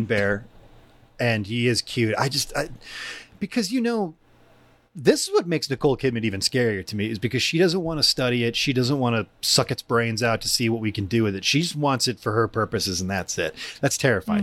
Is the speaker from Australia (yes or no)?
no; Michigan, United States; also born or lived in Allen Park, Michigan; I missed my old friends back in the woods of my hometown that I had just come from. But I moved to the big city. I moved to the London of downriver Michigan, Allen Park